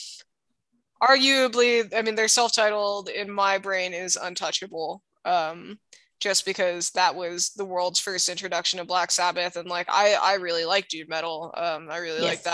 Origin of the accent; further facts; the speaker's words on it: Hawaii, United States; I grew up in Hawaii